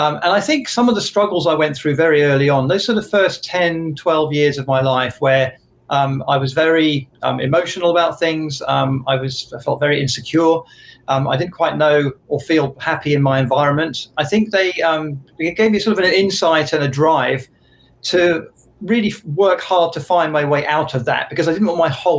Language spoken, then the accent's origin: English; Jersey; moved away as an adult; I'm from Jersey in the Channel Islands. That's the island of Jersey, not New Jersey.